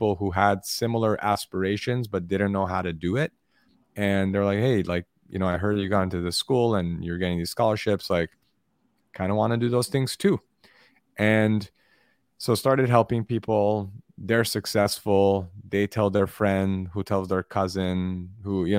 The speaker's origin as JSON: {"language": "English", "town": "Los Angeles", "region": "California", "country": "United States", "tie": "born or raised there", "said": "I grew up in Los Angeles, and I have immigrant parents"}